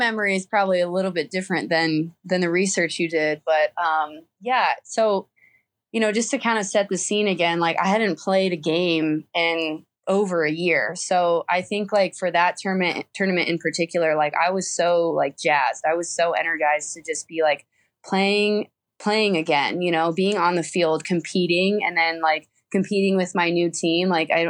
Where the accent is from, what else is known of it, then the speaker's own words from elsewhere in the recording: Midwest, United States; I was, you know, on the East Coast and I'm originally from the Midwest.